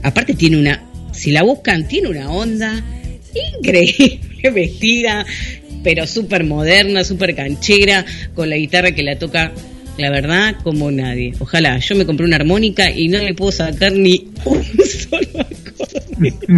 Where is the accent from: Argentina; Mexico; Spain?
Argentina; yo hablo español, porque soy argentino